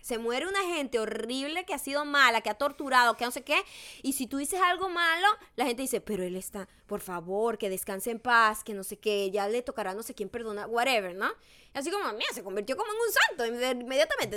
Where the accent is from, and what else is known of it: Paraguaná, Falcón, Venezuela; born or raised there